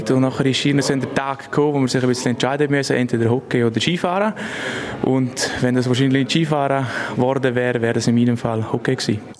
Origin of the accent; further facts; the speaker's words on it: Lenzerheide, Graubünden, Switzerland; Ich bin auf der Lenzerheide aufgewachsen, wohne immer noch auf der Lenzerheide, studiere dort zu Kur das ist, das ist meine Heimat.